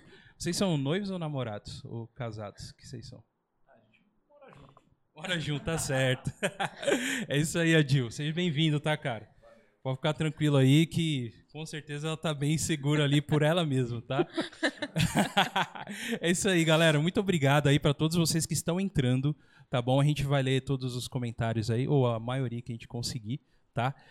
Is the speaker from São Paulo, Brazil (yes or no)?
yes; São Paulo, Brazil; moved away; eu era de São Paulo, mas era ali bem Zona Sul. Anchieta, Carrefour Anchieta